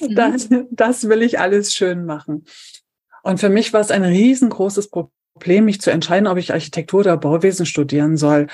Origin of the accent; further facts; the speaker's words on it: Brandenburg an der Havel, Brandenburg, Germany; ich komme aus Brandenburg, aus der Stadt Brandenburg